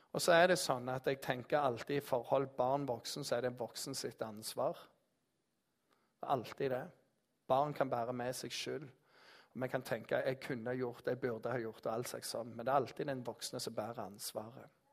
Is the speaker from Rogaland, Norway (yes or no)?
yes; Jæren, Rogaland, Norway; Jeg er jærbu